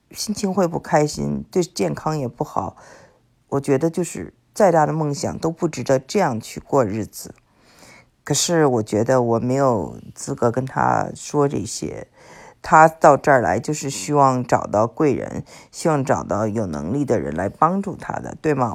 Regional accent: China; also born or lived in Houston, United States; now in United States; 我们中国人

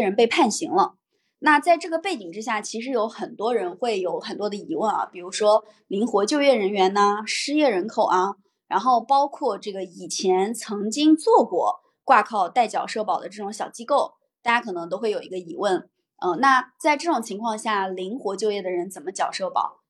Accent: Henan, China; now in Shanghai, China; 我的老家在河南，我现在的工作所在地在上海

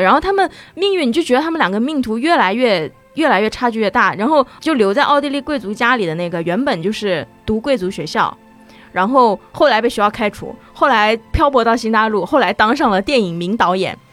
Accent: Nanjing, Jiangsu, China; also born or lived in Shanghai; 我出生在南京

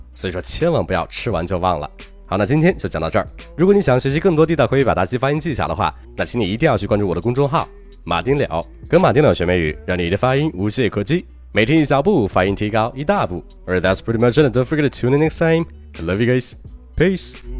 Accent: China; 我们中国人

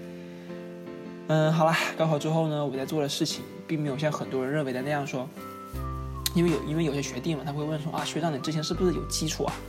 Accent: Hainan, China; accent: Hainan Mandarin; 其实我想跟他们说的是，都是你们这个东北人和北京人把我口音带的四不像。稍说话稍微一不注意呢，就东北味。其实呢，其实我觉得我的海普还挺好看啊，还挺好听的嘛

